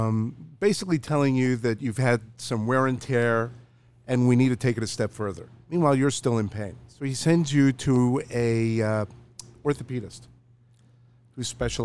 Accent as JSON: {"language": "English", "country": "Israel", "tie": "born or raised there", "moved": "yes", "said": "I was born in Israel."}